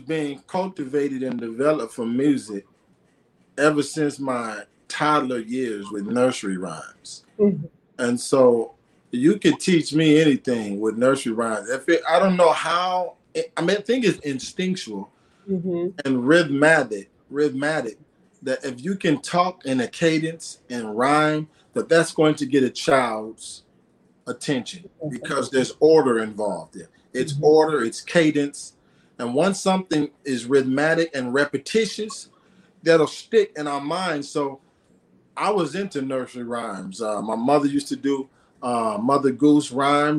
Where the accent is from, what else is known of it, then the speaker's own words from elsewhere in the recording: Aurora, Illinois, United States; I was the first rapper in the city that I'm from, a few minutes outside of Chicago. I'm from Aurora, Illinois